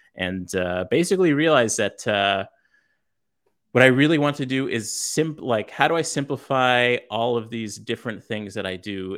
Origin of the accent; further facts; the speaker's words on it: Los Angeles, California, United States; I grew up in South Central L A.